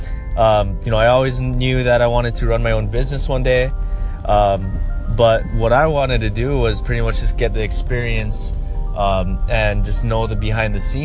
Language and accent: English; Lahaina, Hawaii, United States; moved away as an adult; also born or lived in Eugene, Oregon / Seattle, Washington; I grew up in Lahaina, Maui. I was born and raised there